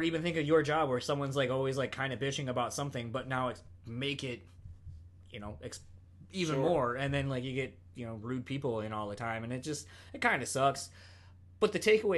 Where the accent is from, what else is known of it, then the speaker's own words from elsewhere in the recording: Delaware, United States; growing up on the East Coast, like I'm from Delaware